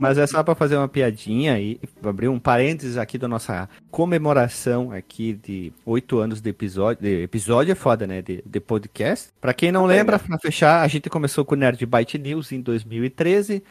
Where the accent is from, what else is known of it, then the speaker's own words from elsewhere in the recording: Rio Grande do Sul, Brazil; accent: gaúcho; meu sotaque de gaúcho